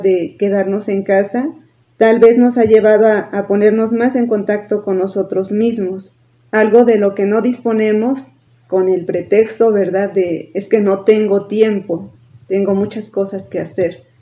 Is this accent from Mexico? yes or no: yes; Tulancingo de Bravo, Hidalgo, Mexico; moved away as an adult; también soy originaria de Tulancingo, de Bravo Hidalgo. Desde el 2006 dejé de vivir en Tulancingo